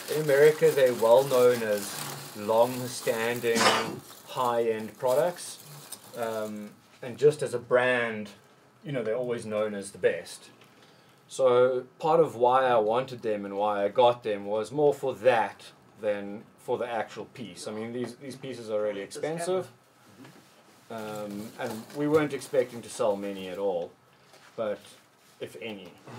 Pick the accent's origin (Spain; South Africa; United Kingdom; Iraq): South Africa; As a South African, you can't really...